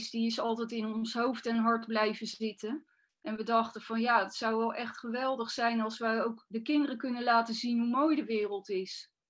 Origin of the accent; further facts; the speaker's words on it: Zoetermeer, South Holland, Netherlands; also born or lived in Leidschendam / Bodegraven / Schoonhoven; Maar op mijn elfde ben ik in Zoetermeer terechtgekomen. Tussendoor heb ik dan nog wel in Bodegraven en in Schoonhoven gewoond. Maar daarna ben ik toch weer teruggekomen naar